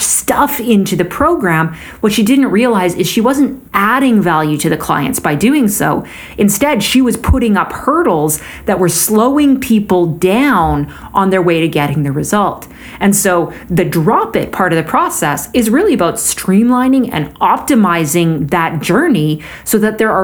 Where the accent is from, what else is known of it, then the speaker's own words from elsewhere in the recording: Canada; As a Canadian